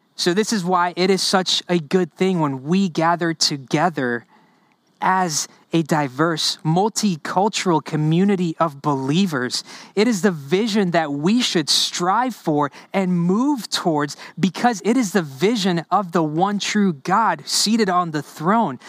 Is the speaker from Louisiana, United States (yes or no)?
yes; New Orleans, Louisiana, United States; first language Spanish; English is a second language; also born or lived in Honduras; I grew up in the New Orleans area